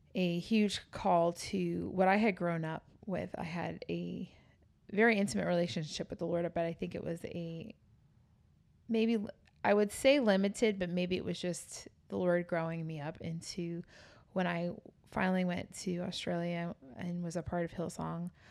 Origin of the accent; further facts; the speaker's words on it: New York City, New York, United States; moved away; I was born and raised in New York City